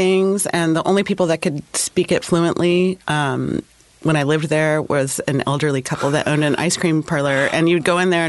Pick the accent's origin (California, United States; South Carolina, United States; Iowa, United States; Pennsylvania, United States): California, United States; Northern; moved away; also born or lived in Oakland, California / Boonville, California / Olympia, Washington / Portland; I'm from Northern California.